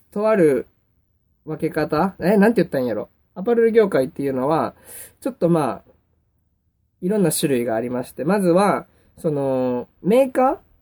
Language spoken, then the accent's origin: Japanese; Kansai, Japan; accent: Kansai dialect; 僕関西弁、 関西人やから関西弁になっちゃうんですけども